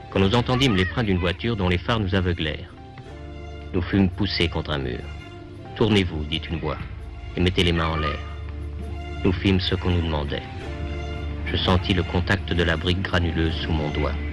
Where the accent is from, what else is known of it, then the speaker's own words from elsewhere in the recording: United States; Donc là, je peux dire que forcément, je suis américain, mais avec des racines de l'Afrique.